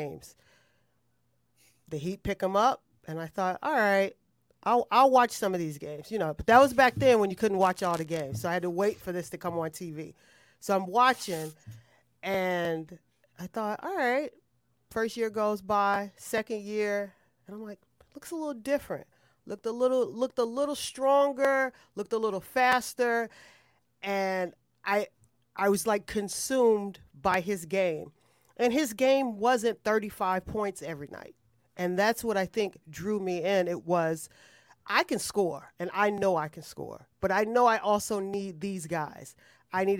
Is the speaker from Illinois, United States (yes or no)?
yes; Illinois, United States; I'm from Illinois